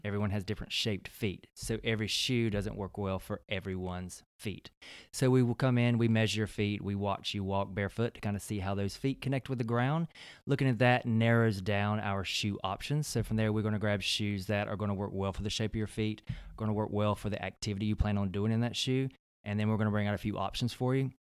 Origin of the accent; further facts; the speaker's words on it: Belton, South Carolina, United States; moved away; originally born and raised in South Carolina, from upstate, uh, South Carolina, a very small town called Belton